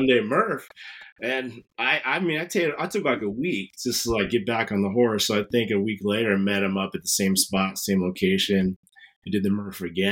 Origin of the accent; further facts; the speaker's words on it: Wahoo, Nebraska, United States; I'm from the sticks. I'm from Wahoo.